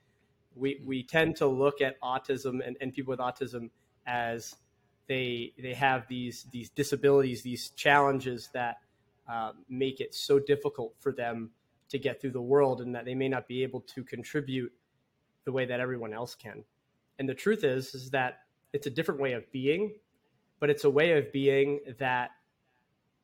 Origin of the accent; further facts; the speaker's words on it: Long Island, New York, United States; I grew up on Long Island, New York